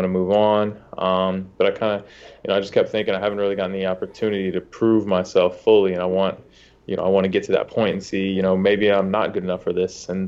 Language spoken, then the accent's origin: English; Charlotte, North Carolina, United States; also born or lived in Ohio; born in Ohio, grew up in Charlotte for, for most of my life. Went to went to middle school, high school here.